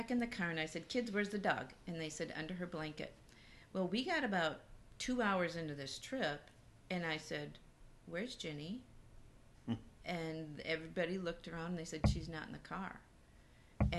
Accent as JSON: {"language": "English", "region": "Minnesota", "country": "United States", "tie": "born or raised there", "also_born_or_lived": "Atlanta", "moved": "yes", "said": "I grew up in Minnesota, but we lived there 17 years"}